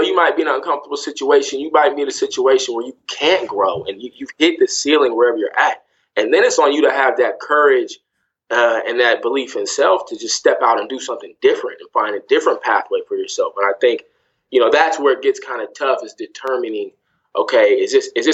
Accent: Sacramento, California, United States; moved away as an adult; also born or lived in Greensboro, North Carolina / Cleveland, Ohio / Louisville, Kentucky / New York; I grew up in Sacramento, California

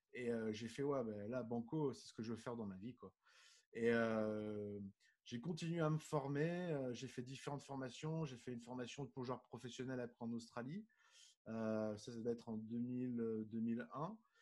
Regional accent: Nice, Provence-Alpes-Côte d'Azur, France; moved away; also born or lived in Middle East; à la base, je suis de Nice, je suis du, sud de, la France comme toi.

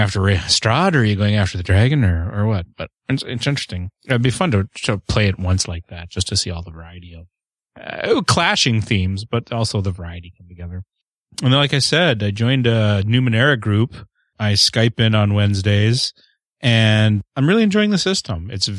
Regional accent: Canada; I am the Canadian.

